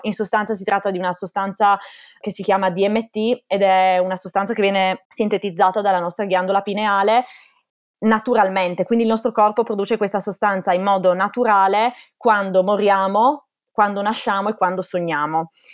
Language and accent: Italian; Gorizia, Friuli-Venezia Giulia, Italy; moved away as an adult; also born or lived in Ontario, Canada; now in Austria; Io sono originaria del Friuli, di Gorizia. Vivo sul confine, proprio a 5 minuti dalla Slovenia, infatti sono bilingue dalla nascita